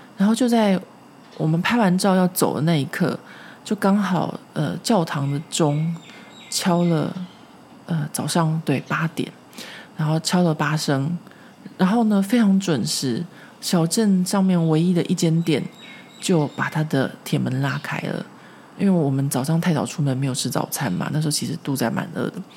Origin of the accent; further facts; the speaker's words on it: Taipei, Taiwan; now in Paris, France; 因为我住在松烟这边，松烟这边就有很多的树。 所以我从小在这边长大